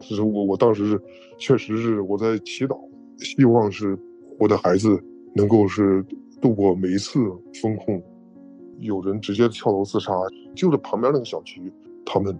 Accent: Henan, China; 在航空港区。我住的地方大概离这个位置有二十公里左右。然后我得到的消息，一个是朋友之间的议论，我就是当地人嘛。

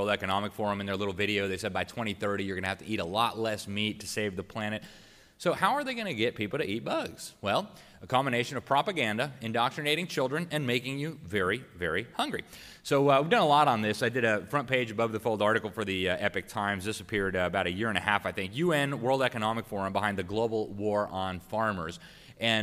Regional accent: Florida, United States; my home state of Florida

